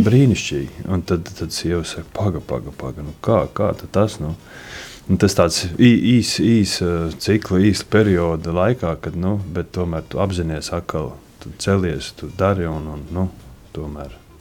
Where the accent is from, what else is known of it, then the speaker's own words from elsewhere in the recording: Riga, Latvia; moved away as an adult; now in Kurmene, Latvia; es pats esmu no Rīgas, no Pārdaugavas.